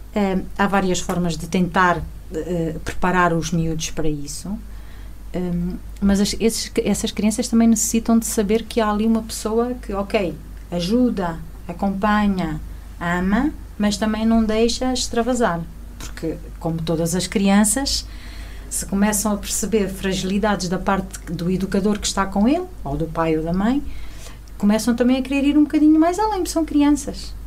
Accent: Alentejo, Portugal; moved away as an adult; also born or lived in Chaves; now in Lamego, Portugal; eu sou alentejana, moro aqui em Lamego há 17 anos. Antes disso, morei 14 em Chaves

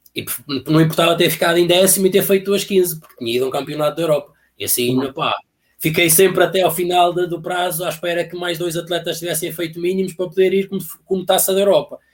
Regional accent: Alpendurada, Porto District, Portugal; fui para outro clube que havia lá na terra, porque havia lá um senhor também fazia questão que o clube fosse o clube independente de atletismo de Alpendurada

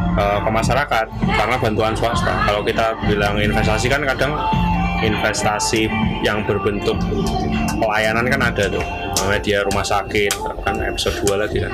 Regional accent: Ponorogo, East Java, Indonesia; di daerahku ya, Ponorogo

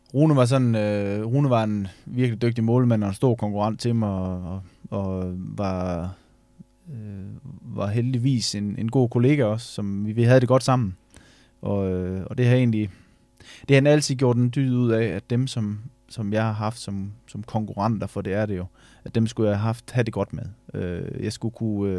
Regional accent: Ørum Djurs, Central Denmark Region, Denmark; Det her, det hedder Ørum Djurs, det ligger ude på Djursland.

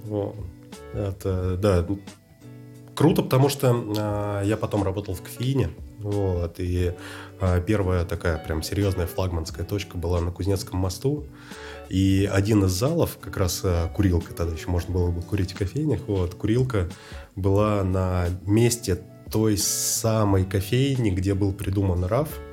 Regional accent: Moscow, Russia; Я москвич, отец мой, э, тоже родился в Москве, дед родился в Подмосковье

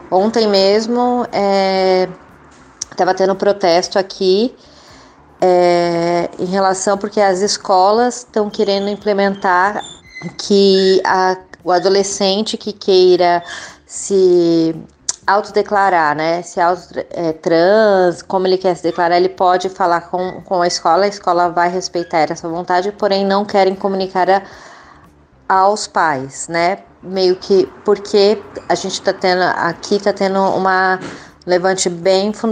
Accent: Brazil; now in Canada; Nós somos brasileiros que formadas em RI e nos mudamos para o Canadá, imigramos e ainda estamos no processo de imigração

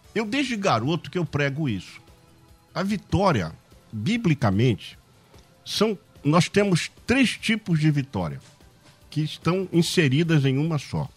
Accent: Barbacena, Minas Gerais, Brazil; a gente falava quando era garoto pequeno, lá em Barbacena

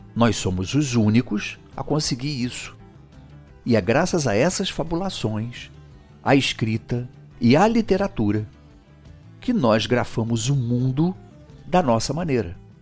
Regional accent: Brazil; a nossa história de brasileiros

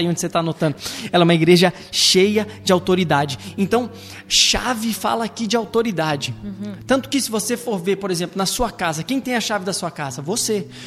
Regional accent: Rio Grande do Sul, Brazil; Minha família é toda gaúcha, eu sou gaúcho.

